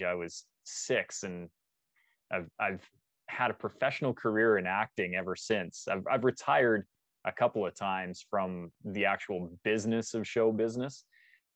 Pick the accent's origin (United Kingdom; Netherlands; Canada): Canada; Calgary, Alberta; Born and raised in Calgary, Alberta